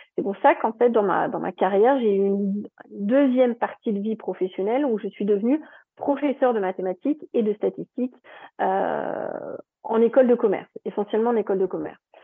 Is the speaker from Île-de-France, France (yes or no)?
no; Strasbourg, Grand Est, France; moved away as an adult; also born or lived in Toulouse; Moi, je viens de Strasbourg, donc voilà, donc je suis descendue à Toulouse